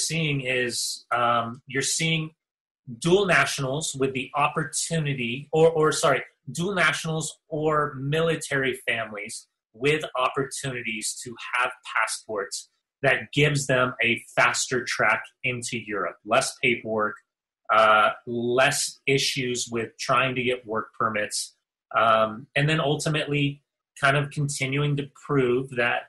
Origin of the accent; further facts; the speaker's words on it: Southern California, United States; Growing up in Southern California, man, I had a coach from every country around the world